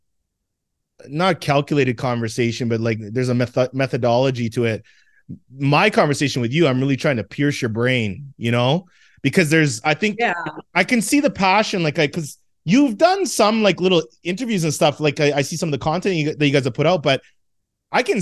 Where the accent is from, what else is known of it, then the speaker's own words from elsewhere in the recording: Jamaica; I'm Jamaican.